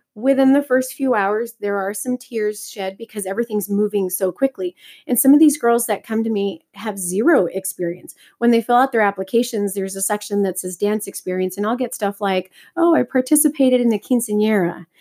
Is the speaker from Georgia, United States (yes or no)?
no; Texas, United States; moved away; I'm originally from Texas